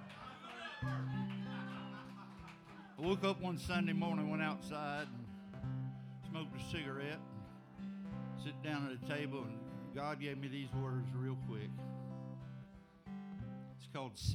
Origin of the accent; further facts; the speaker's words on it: Dade City, Florida, United States; also born or lived in Lacoochee, Florida; I was born and raised in Dade City, Florida, and grew up for a while there in a mill town in Lacoochee, Florida